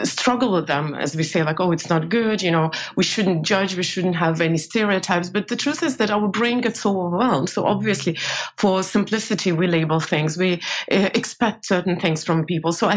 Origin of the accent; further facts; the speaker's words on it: Estonia; moved away as an adult; also born or lived in New York, United States / Asia; now in Europe; I made a career here pretty quickly, not in Soviet Union, obviously. It's collapsed by the time I was grown, but in Estonia.